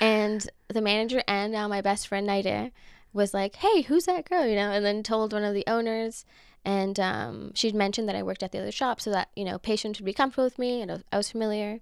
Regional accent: Los Angeles, California, United States; I grew up in Los Angeles, Echo Park, so I'm a local

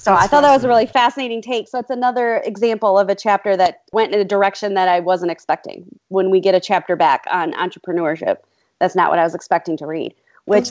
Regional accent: Michigan, United States; Growing up in Michigan and teaching in Michigan

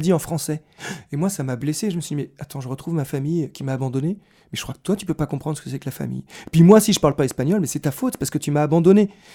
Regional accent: Versailles, Île-de-France, France; je suis né à Versailles

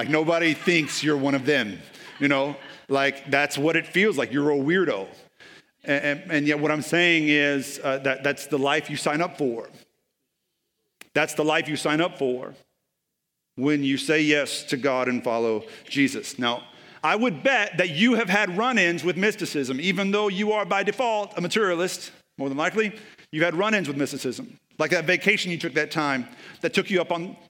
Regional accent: Texas, United States; Like, I'm from East Texas, so I can say that.

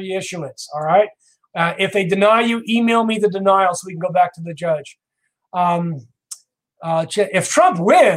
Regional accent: New York, United States; I'm from New York

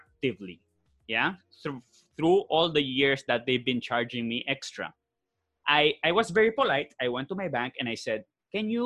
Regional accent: Spain; first language Spanish; English is a second language; moved away as an adult; now in Philippines; Born and raised in Spain

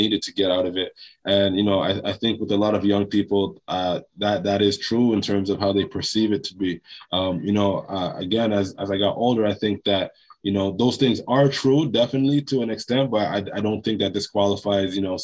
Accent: Toronto, Ontario, Canada; also born or lived in Jamaica; I was born in Jamaica. I came to Toronto when I was 2 years old. Also, you know, Toronto, when I was growing up in the 90s

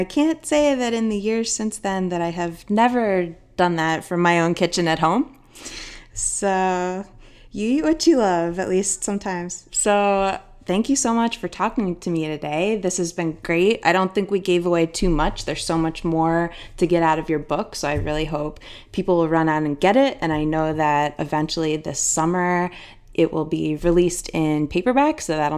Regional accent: Philadelphia, Pennsylvania, United States; also born or lived in Boston; now in Los Angeles, United States; I moved to Los Angeles from Philadelphia by way of Boston a few years ago.

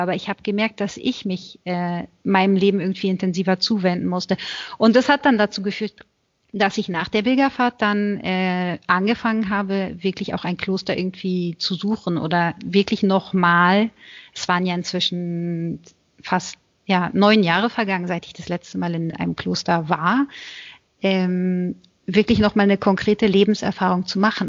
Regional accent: Berlin, Germany; moved away as an adult; now in Italy; Ich bin in Berlin geboren, 1984, in einer Großfamilie aufgewachsen

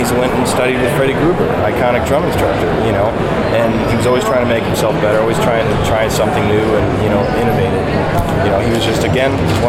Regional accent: Detroit, Michigan, United States; born or raised there

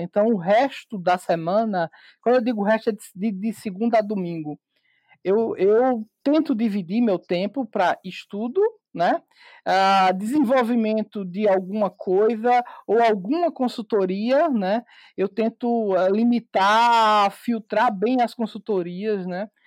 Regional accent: Campina Grande, Paraíba, Brazil; sou de Campina Grande, Paraíba

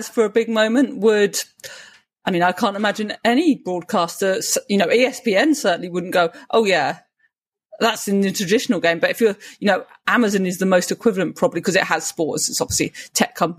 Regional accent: United Kingdom; as a Brit

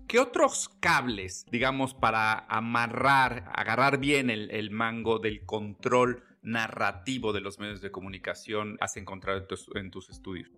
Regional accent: Mexico; como país, como mexicanos

